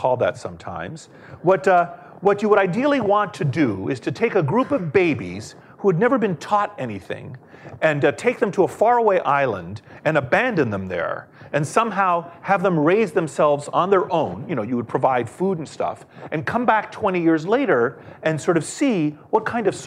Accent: Washington, District of Columbia, United States; I grew up in Washington, D.C.

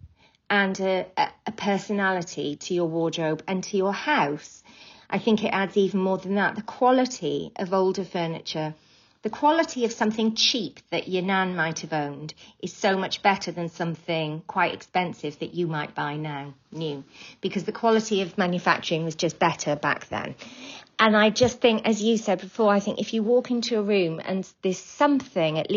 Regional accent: Wales, United Kingdom; I'm from Wales

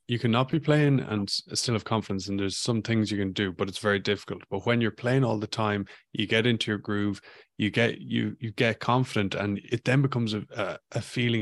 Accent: Ireland; moved away as an adult; also born or lived in Vancouver, Canada / Ballina, County Mayo; when I was growing up in Ireland

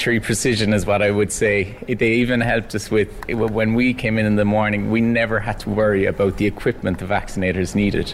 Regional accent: Cork, Munster, Ireland; my hometown Cork

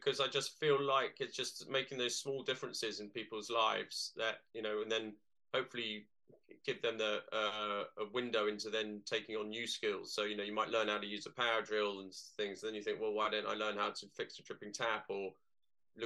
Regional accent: London, United Kingdom; moved away; I'm a Londoner originally

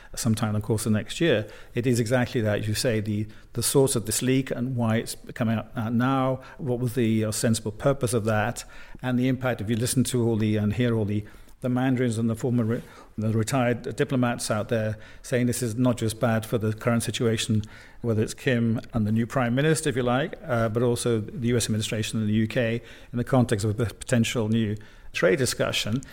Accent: United Kingdom; now in Brussels, Belgium; in the United Kingdom, my home country

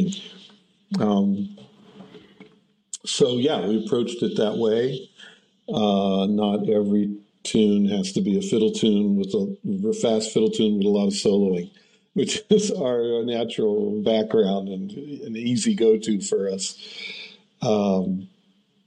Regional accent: United States; now in Germany; as an American mandolinist

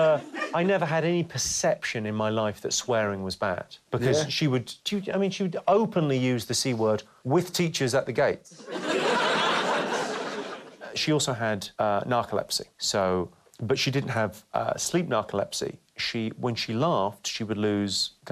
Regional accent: South East England, United Kingdom; also born or lived in Slough / Ireland; I speak and present myself in this way because I was raised and educated in the home counties.

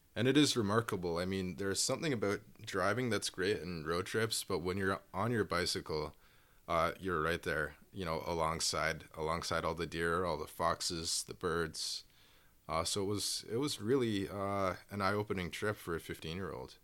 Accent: Toronto, Ontario, Canada; also born or lived in Inuvik, Northwest Territories; I moved south to Toronto, um, where I was raised with my dad

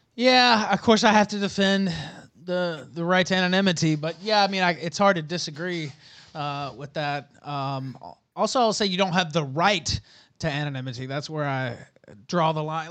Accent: Memphis, Tennessee, United States; moved away as an adult; now in Richmond, United States; I'm from the South, uh, Memphis, uh, area, and born in Memphis, lived in West Memphis across the bridge

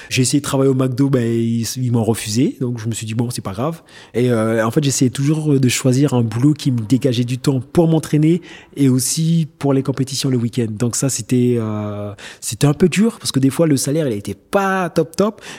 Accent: French Guiana, France; je me suis dit, euh, ans avant, je viens de Guyane, je suis inconnu au bataillon.

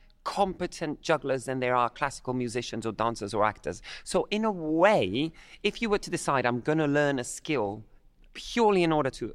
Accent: Havana, Cuba; I'm of Irish-Italian descent, but I grew up in Havana, Cuba.

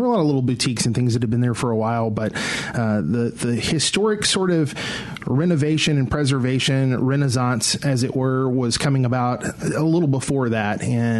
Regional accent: Jackson, Mississippi, United States; I grew up outside of Jackson, metro area of Jackson.

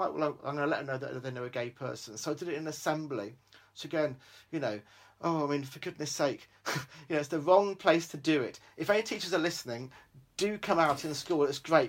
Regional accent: Australia; born there; I said, I was born in Australia. I've got 7 sisters.

